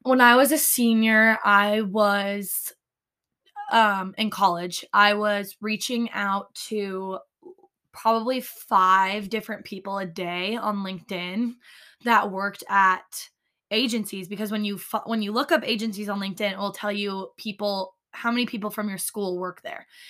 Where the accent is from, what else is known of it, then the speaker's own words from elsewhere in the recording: Altenburg, Missouri, United States; now in New York City, United States; I'm from Altenburg, Missouri